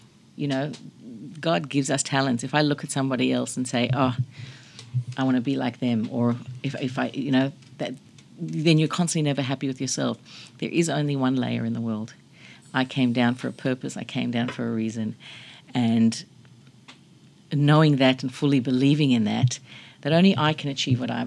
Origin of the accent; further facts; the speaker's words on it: Australia; Not growing up in America. Growing up in Australia